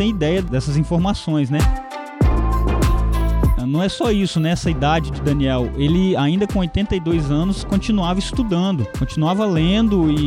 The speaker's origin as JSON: {"language": "Portuguese", "town": "Itaguaçu", "region": "Espírito Santo", "country": "Brazil", "lives_now": "Vitória, Brazil", "said": "Não sou daqui, sou lá de Itaguaçu, mas estou aqui em Vitória para fazer seminário."}